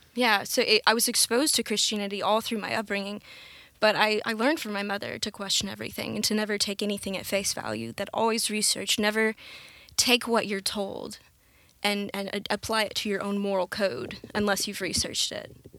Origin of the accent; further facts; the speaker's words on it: Conway, Arkansas, United States; we grew up in the Methodist Church. Uh, my parents got divorced when I was pretty young, um, and so that kind of, un, it's, like, unsteadied the boat. My mom tried to keep us in the church, uh, the Methodist, First United here in Conway